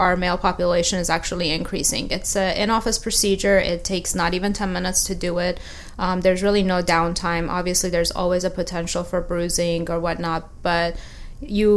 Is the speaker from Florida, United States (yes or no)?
yes; Tampa, Florida, United States; moved away as an adult; also born or lived in Fort Lauderdale / Philadelphia / New York City; I grew up in Tampa Bay area.